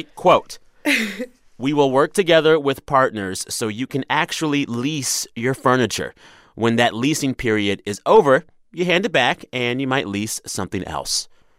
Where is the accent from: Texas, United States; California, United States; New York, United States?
Texas, United States; I'm from Texas, girl.